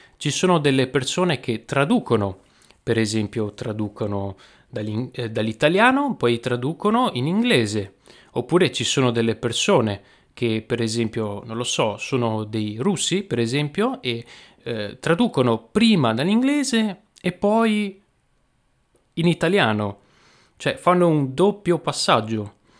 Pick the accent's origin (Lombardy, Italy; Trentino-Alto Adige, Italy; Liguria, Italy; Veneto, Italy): Veneto, Italy; accent: Venetian dialect; nel mio dialetto, che è il dialetto veneto